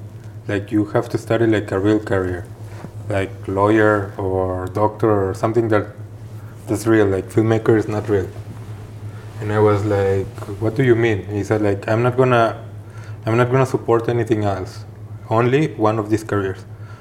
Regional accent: Guadalajara, Jalisco, Mexico; moved away as an adult; Well, I'm originally from Guadalajara, Mexico, the second largest city in Mexico. I lived there my whole life until I was 26 years old.

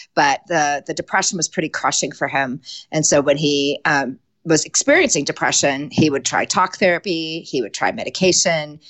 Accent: Connecticut, United States; moved away as an adult; now in Conifer, Colorado, United States; I was born and raised in Connecticut

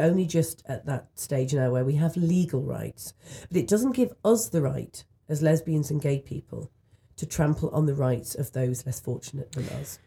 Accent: United Kingdom; in the U K where I'm from

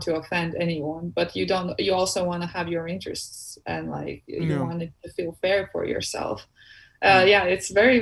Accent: Latvia; moved away as an adult; now in United States; my hometown

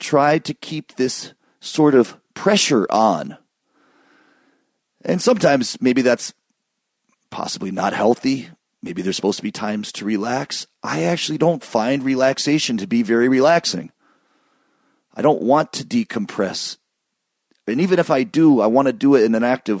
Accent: Michigan, United States; where I grew up in Michigan

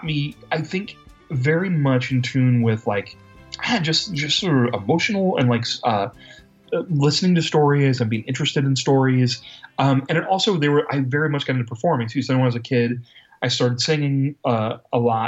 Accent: Ohio, United States; the University of Cincinnati here in Ohio, in my home state.

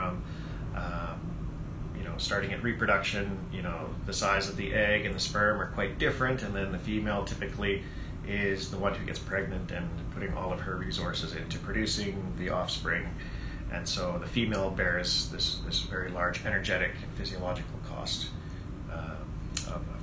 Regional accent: Vancouver, British Columbia, Canada; I grew up here in the Vancouver area

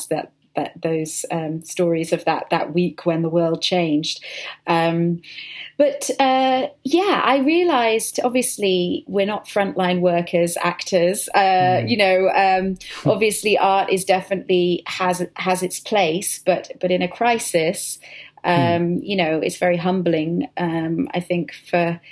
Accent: United Kingdom; I'm being British, but I've worked in an American accent for quite a while

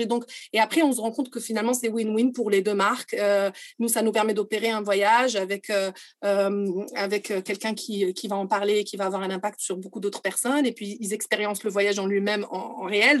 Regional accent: Morocco; Je suis marocaine

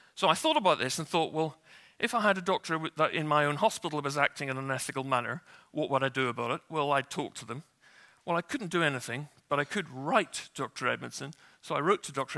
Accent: Northern Ireland, United Kingdom; I grew up in Northern Ireland

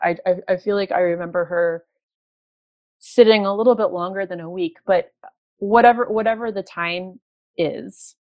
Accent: New York City, New York, United States; moved away as an adult; now in Toronto, Canada; I'm from New York and I moved to Toronto from New York

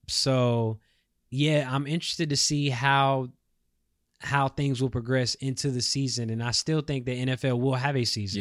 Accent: Charlotte, North Carolina, United States; my hometown is Charlotte

